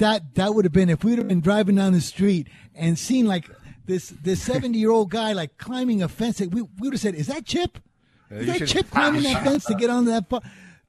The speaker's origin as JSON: {"language": "English", "town": "Las Vegas", "region": "Nevada", "country": "United States", "tie": "born or raised there", "said": "I grew up here in Vegas"}